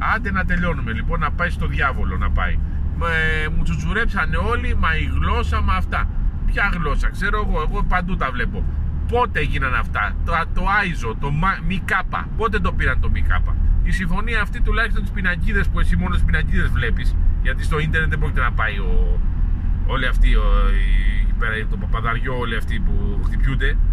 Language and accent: Greek; Greece; είμαι Έλληνας